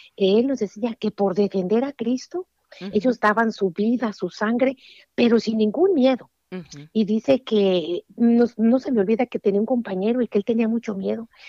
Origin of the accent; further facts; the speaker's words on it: Jalisco, Mexico; yo soy originaria de Jalisco, México, allá un pueblito muy perdido, allá tras las montañas. Y allá fue donde Dios se, dignó en darme la vida